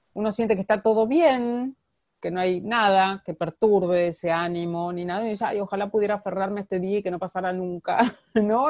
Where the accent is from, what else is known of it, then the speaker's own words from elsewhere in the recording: Argentina; moved away; yo soy argentina